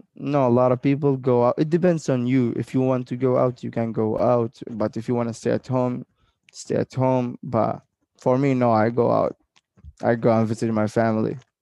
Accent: Oman; when they ask me where are you from, I told I told them like I'm from Oman

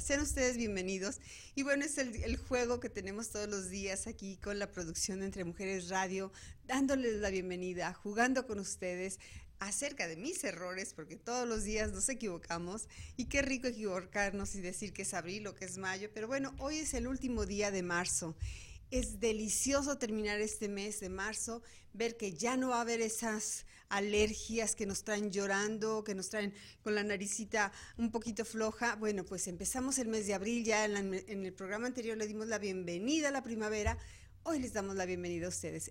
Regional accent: Guadalajara, Jalisco, Mexico; moved away as an adult; now in Arizona, United States; estuve como 15 años en México, en la ciudad de Guadalajara, de donde soy originaria

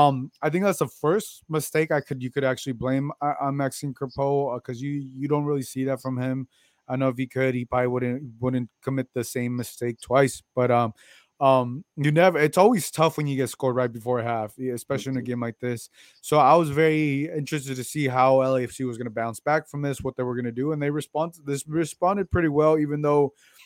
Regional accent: West Covina, California, United States; Well, I'm from West Covina. I'm assuming you know where that's at, but yeah, I'm from West Covina. But yeah, LA.

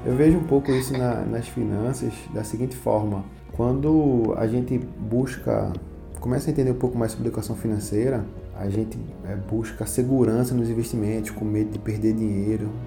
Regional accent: Recife, Pernambuco, Brazil; sou de Recife

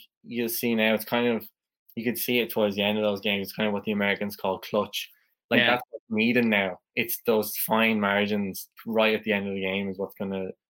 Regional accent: Wexford, Leinster, Ireland; I'm from Wexford

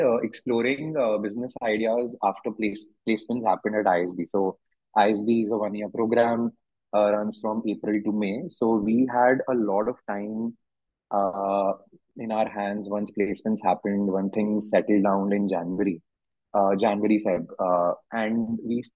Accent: Delhi, India; I come from Delhi. Came back home.

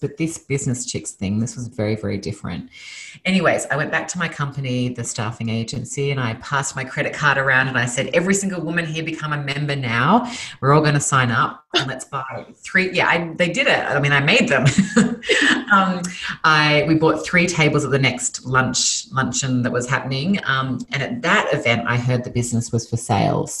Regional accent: Sydney, New South Wales, Australia; moved away as an adult; now in Los Angeles, United States; Originally, I'm from Australia. So I was born and raised in Sydney, Australia, moved to Los Angeles 5 years ago

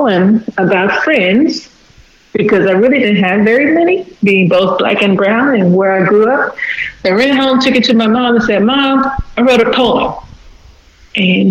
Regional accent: Fort Worth, Texas, United States; now in Houston, United States; I was born and raised in Fort Worth.

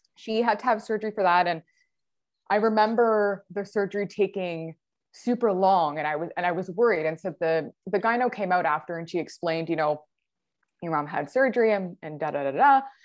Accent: near Niagara Falls, Ontario, Canada; I'm from Ontario, Canada, really close to Niagara Falls.

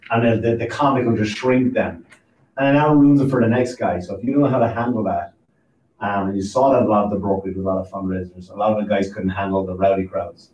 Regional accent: Ireland; now in United States; I'm from I'm from Ireland

